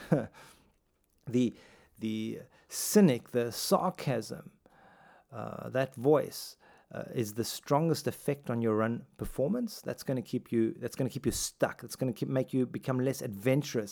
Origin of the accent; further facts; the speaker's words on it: South Africa; growing up in South Africa